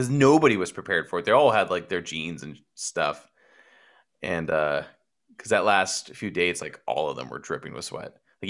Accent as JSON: {"language": "English", "town": "Copperopolis", "region": "California", "country": "United States", "tie": "born or raised there", "said": "My hometown of 3,000 people on a good day."}